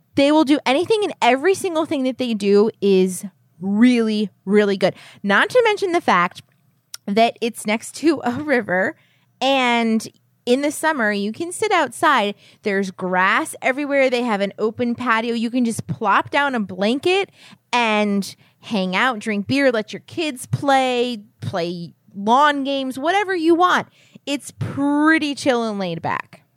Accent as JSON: {"language": "English", "region": "New Hampshire", "country": "United States", "tie": "born or raised there", "said": "I was born in New Hampshire."}